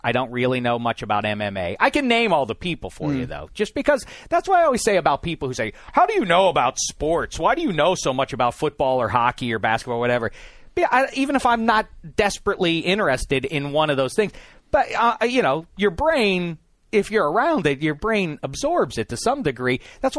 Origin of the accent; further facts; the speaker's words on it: Pittsburgh, Pennsylvania, United States; I grew up in Pittsburgh, PA.